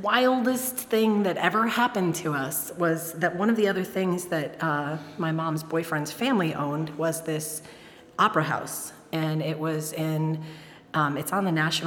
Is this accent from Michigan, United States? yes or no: yes; Detroit, Michigan, United States; I grew up in Detroit